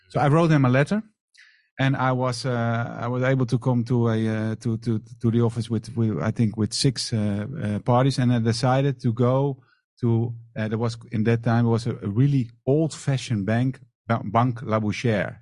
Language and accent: English; Amsterdam, North Holland, Netherlands; moved away as an adult; now in Marbella, Spain; I'm from the Netherlands, from Amsterdam.